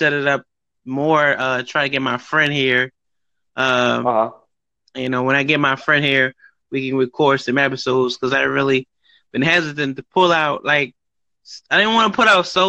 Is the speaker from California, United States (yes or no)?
no; Philadelphia, Pennsylvania, United States; now in Atlanta, United States; I'm from Philadelphia originally